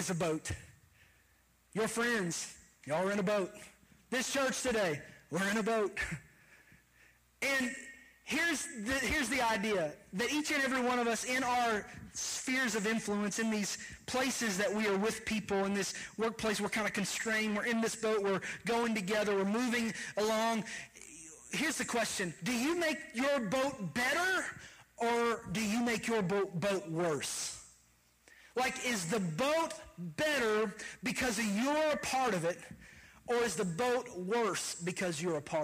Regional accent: Kentucky, United States; moved away; I am from Kentucky

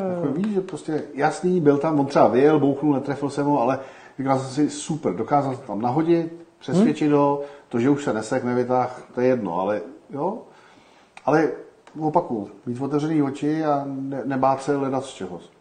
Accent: Czechia; my Češi

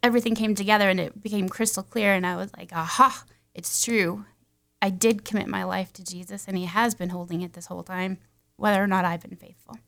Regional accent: Castle Rock, Colorado, United States; I grew up mostly in Colorado, um, Castle Rock, Franktown area.

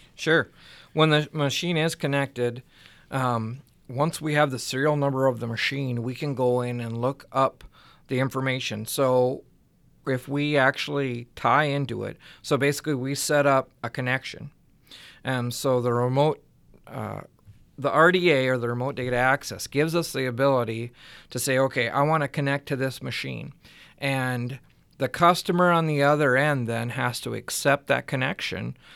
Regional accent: West Central Minnesota, United States; I grew up in West Central Minnesota on a small dairy farm

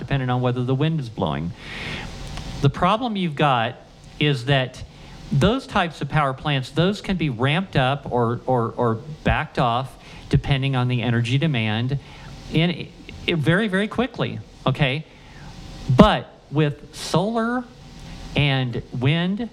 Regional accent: Ohio, United States; I grew up in Ohio

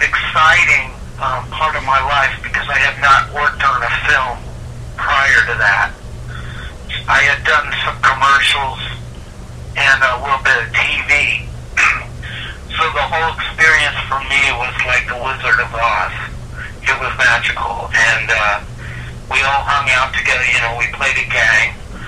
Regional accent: San Francisco Bay Area, Northern California, United States; growing up in Northern California back in the 70s

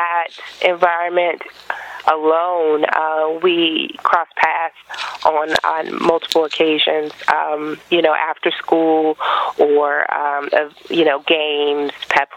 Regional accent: Baltimore County, Maryland, United States; moved away as an adult; also born or lived in Inglewood, California / Portland, Oregon; now in Spokane, United States; a lot of people that lived in Baltimore County, where I grew up, were Black, Arab, Asian, and Jewish

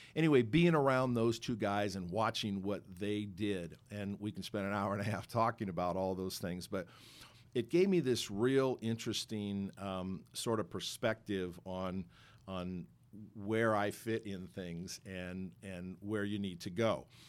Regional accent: Los Angeles, California, United States; I grew up in Los Angeles

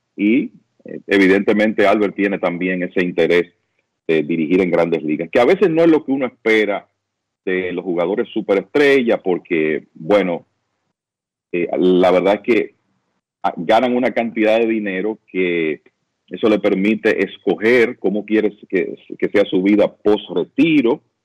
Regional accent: Dominican Republic; como dominicanos

